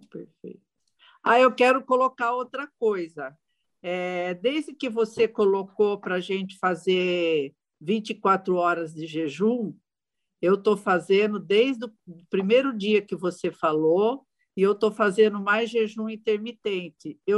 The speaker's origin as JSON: {"language": "Portuguese", "region": "São Paulo", "country": "Brazil", "said": "eu sou do estado de São Paulo"}